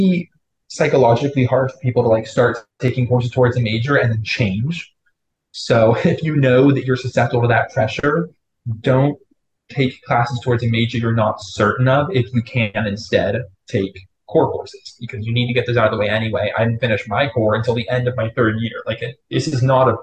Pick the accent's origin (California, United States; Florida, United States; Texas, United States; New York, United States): Florida, United States; moved away as an adult; I'm from Florida